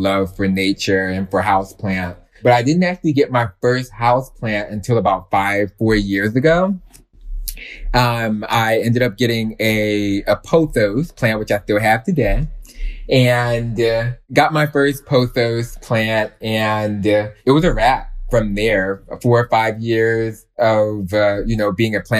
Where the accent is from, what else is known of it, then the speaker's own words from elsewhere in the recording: Philadelphia, Pennsylvania, United States; I grew up in West Philadelphia